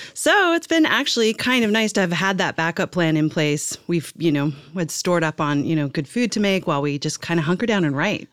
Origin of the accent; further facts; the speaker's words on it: Ireland; where I'm from in, like, Irish